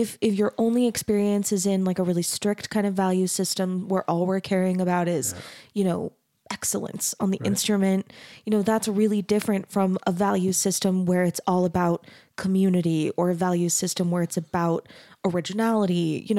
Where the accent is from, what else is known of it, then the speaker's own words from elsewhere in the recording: Mesa, Arizona, United States; I grew up in Mesa, Arizona in a really, really conservative community. My family was LDS.